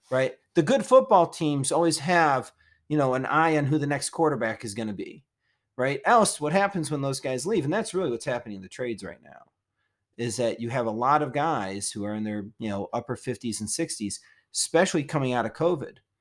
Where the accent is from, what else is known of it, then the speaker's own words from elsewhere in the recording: Detroit, Michigan, United States; moved away; I came from Detroit